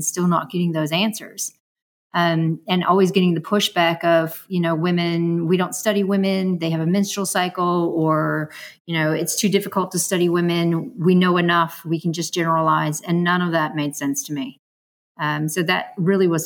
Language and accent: English; San Francisco, California, United States; growing up in San Francisco